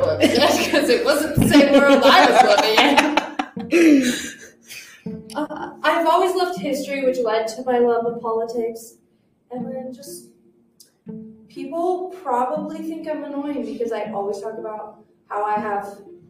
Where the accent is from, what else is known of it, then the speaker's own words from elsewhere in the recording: Washington, United States; I'm from Washington State.